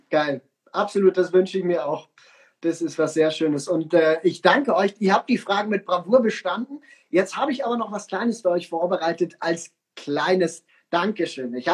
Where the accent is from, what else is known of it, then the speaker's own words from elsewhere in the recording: Bavaria, Germany; Ja, wir sind aus Bayern, bei uns, wir wählen schwarz.